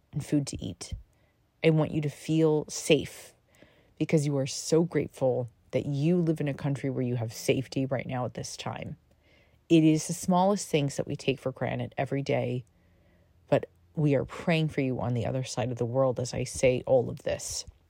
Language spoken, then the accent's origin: English; United States; I am American